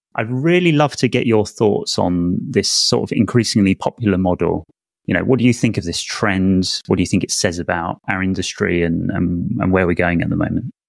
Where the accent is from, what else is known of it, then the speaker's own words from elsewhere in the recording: United Kingdom; as a Brit